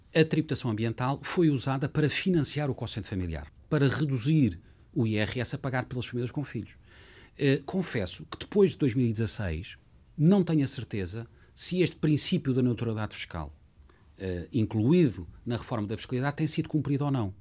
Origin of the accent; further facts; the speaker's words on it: Lisbon, Portugal; Lisboa é a minha cidade desde sempre. Nasci em Lisboa, uh, vivi em Lisboa